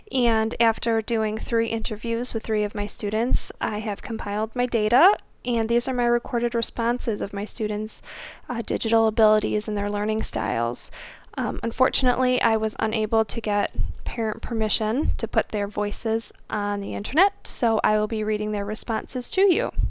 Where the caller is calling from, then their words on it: Toledo, Ohio, United States; I'm podcasting from Toledo, Ohio.